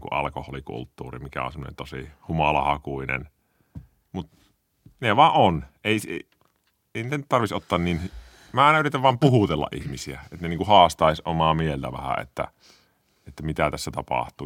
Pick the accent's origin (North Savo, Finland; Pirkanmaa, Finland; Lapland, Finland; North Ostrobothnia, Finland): North Savo, Finland; Kuopio; mä oon kasvanut Kuopiossa Petosella